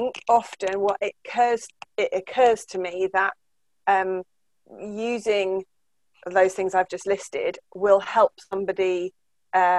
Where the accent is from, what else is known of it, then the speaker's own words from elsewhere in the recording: Cambridge, East of England, United Kingdom; now in Halifax, United Kingdom; I'm from Cambridge, but I live here